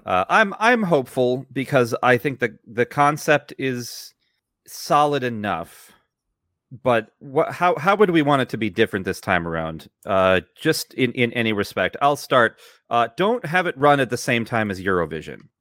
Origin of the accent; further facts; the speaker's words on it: United States; now in Italy; as an American